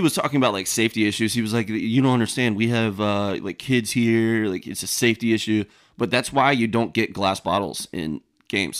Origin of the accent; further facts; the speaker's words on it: Savannah, Georgia, United States; I am from Savannah